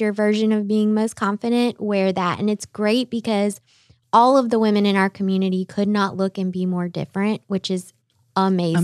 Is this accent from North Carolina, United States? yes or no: yes; outside of Raleigh and Clayton, North Carolina, United States; moved away as an adult; also born or lived in New York / Boston; I grew up outside of Raleigh and Clayton